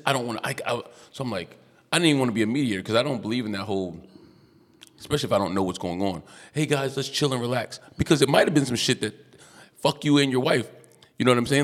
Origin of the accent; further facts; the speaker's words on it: United States; accent: American; I'm American